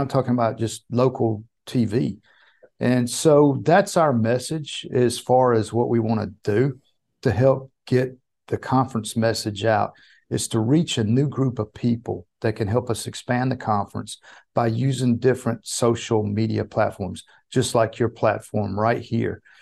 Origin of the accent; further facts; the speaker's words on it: the South, United States; I'm from the South